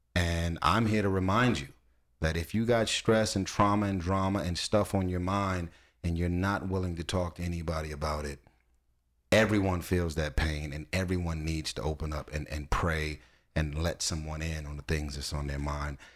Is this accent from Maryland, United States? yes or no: no; Los Angeles, California, United States; I'm from Watts